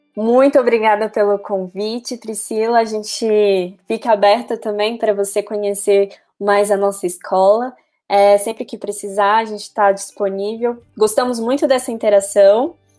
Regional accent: Brasília, Federal District, Brazil; eu sou de Brasília

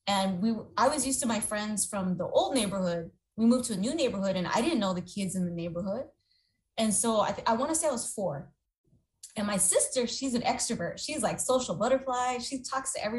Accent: San Jose, California, United States; I grew up in Eastside San Jose, so all my friends that I grew up with from kindergarten on

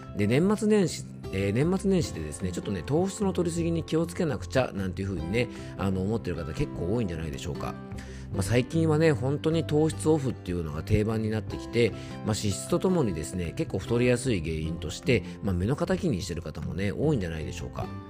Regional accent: Yamanashi, Japan; 地元山梨では

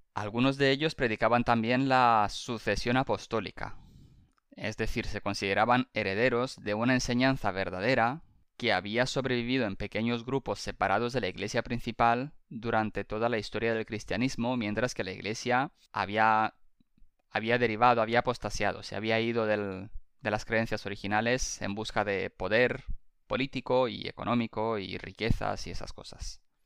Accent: Spain; somos dos millennials rumanos que crecimos en España

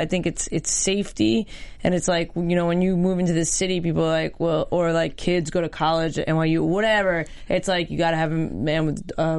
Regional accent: New York, United States; growing up in New York and being around New York a lot

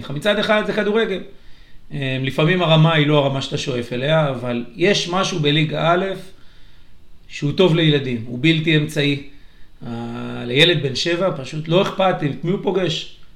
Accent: Katzrin, Northern District, Israel; now in Yavne, Israel; הגעתי ליבנה כי זה האמצע, אני במקור מקצרין, אשתי מאילת, רחוקה.

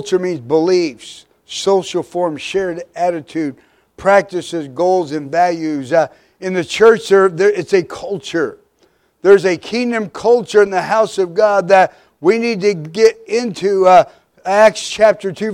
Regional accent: Midwest, United States; We were raised in the Midwest

